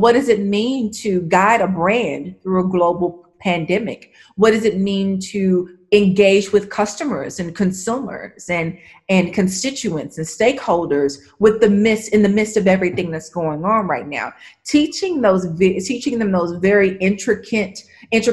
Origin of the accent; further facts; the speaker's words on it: the southern region of the U.S., United States; now in Nashville, United States; I am a Southerner, born and raised in the southern region of the U.S.